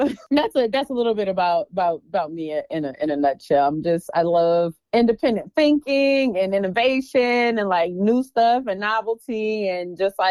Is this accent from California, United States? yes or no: no; Mansfield, Ohio, United States; I'm from Mansfield, Ohio. So the south of Northeast Ohio